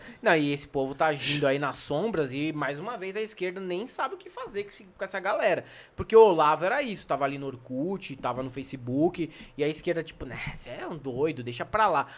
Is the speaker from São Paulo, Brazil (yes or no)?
yes; São Paulo, Brazil; eu não cresci em favela, mas eu cresci na cidade líder, na Zona Leste